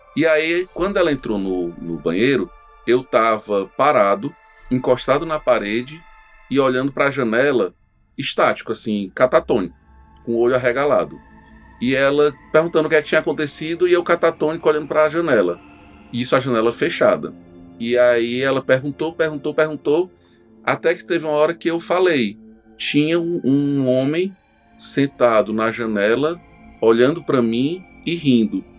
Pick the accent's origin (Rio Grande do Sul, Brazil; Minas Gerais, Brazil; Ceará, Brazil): Ceará, Brazil; Itapajé; also born or lived in Russas; eu nasci em Russas, né? E, e eu vivi lá, apesar de ter, ter, crescido em Itapajé, eu vivi em Russas até os 5 anos de idade.